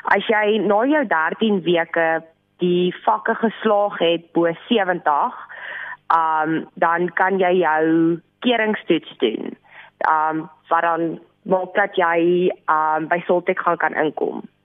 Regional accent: Rustenburg, North West, South Africa; moved away as an adult; now in Pretoria, South Africa; Ek is oorspronklik van Rustenburg af

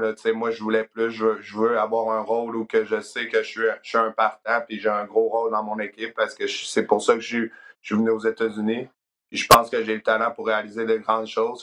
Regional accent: South Shore of Quebec City, Canada; moved away as an adult; now in Memphis, United States; je viens de Québec, dans le fond, la rive sud de Québec

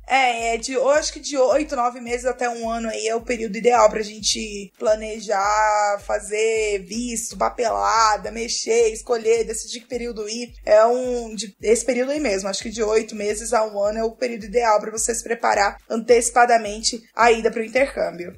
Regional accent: Brazil; moved away as an adult; also born or lived in United States; eu saí do Brasil pra cá

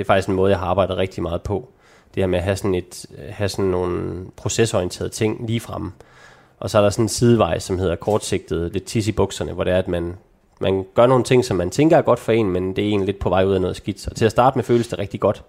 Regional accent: North Jutland, North Denmark Region, Denmark; moved away; der hvor jeg kommer fra, i Nordjylland

